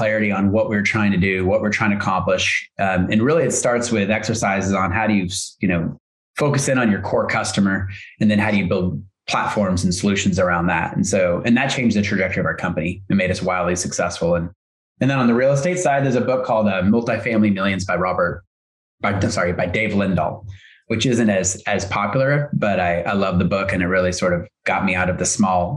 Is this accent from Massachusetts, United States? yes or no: no; Hood River, Oregon, United States; also born or lived in Hillsboro, Oregon; we moved from Hillsboro to Hood River, our little town, which is a sleepy little logging town, agricultural town, you know, back in the late 70s and 80s, my family moved us out here.